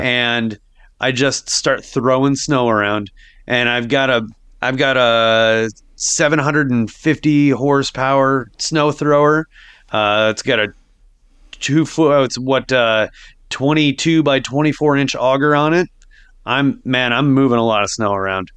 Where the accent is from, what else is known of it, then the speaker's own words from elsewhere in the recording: Sioux Falls, South Dakota, United States; I grew up in Sioux Falls